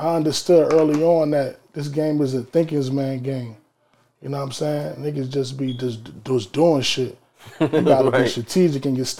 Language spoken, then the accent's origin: English; Trenton, New Jersey, United States; even though I'm from Trenton, I'm from Jersey, my market is Philadelphia because I'm from Central Jersey.